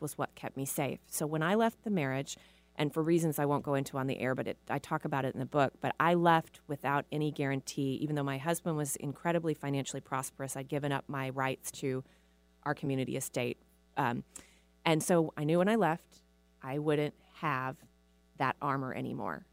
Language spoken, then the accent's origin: English; the South, United States; we're from the South, so people got married, you know, in their early, right after college